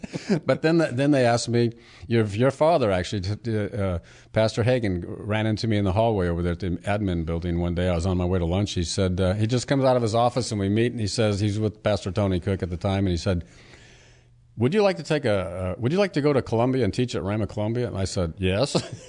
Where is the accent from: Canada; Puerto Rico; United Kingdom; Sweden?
Puerto Rico; also born or lived in Hawaii; I was born in an Army hospital in Hawaii. I was raised on Navy bases and went to school at Army bases in Puerto Rico.